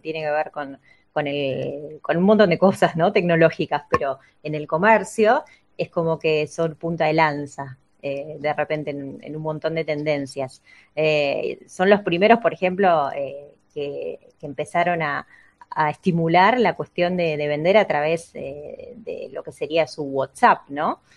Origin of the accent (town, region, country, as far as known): Argentina